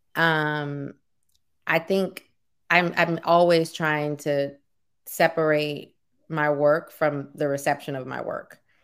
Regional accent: New Orleans, Louisiana, United States; now in Oakland, United States; We're from New Orleans

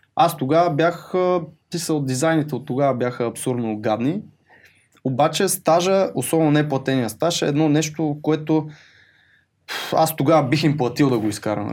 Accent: Botevgrad, Sofia Province, Bulgaria; also born or lived in Pravets; аз съм от Ботевград

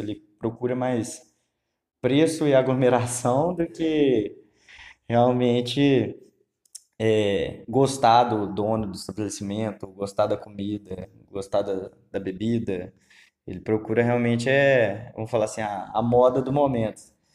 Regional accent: Lavras, Minas Gerais, Brazil; Sou morador de Lavras, Minas Gerais.

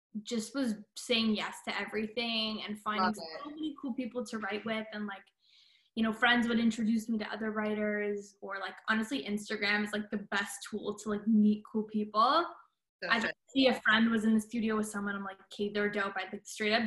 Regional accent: Toronto, Ontario, Canada; moved away as an adult; also born or lived in Boston / Los Angeles; I grew up in Toronto

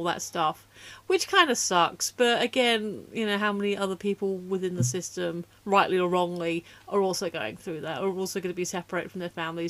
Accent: United Kingdom; I'm British and a non-driver.

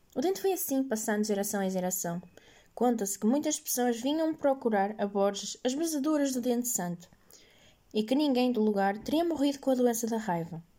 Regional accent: Portugal; tenho 15 anos e sou de Portugal

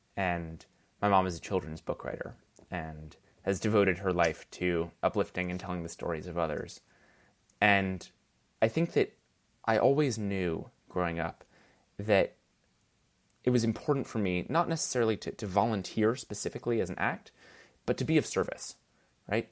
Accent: New York, United States; born or raised there

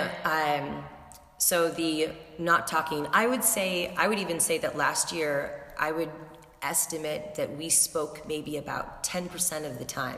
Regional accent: San Francisco, California, United States; moved away as an adult; now in New York, United States; I'm originally from San Francisco, but now I've been in New York for about 12 years

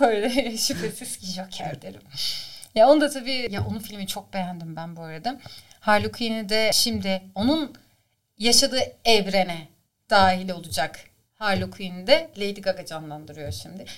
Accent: Istanbul, Turkey; moved away as an adult; doğma büyüme İstanbul Şişli Etfar'da doğmuşum.

